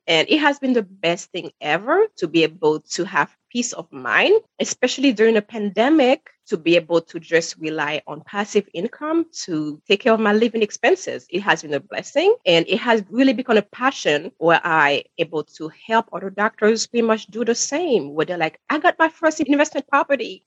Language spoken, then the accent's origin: English; Haiti; moved away; I'm sure you can hear the accent. I'm originally from Haiti, where credit cards are not a thing or were not a thing when I was growing up